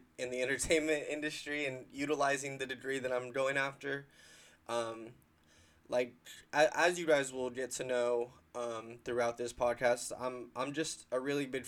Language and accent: English; San Diego, California, United States; also born or lived in Las Vegas, Nevada; I have lived in San Diego County the majority of my life